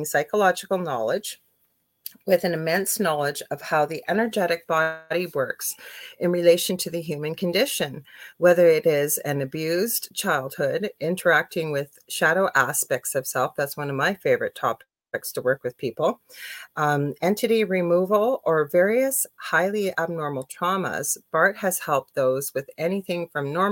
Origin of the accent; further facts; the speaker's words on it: Canada; I'm a Canadian clairvoyant medium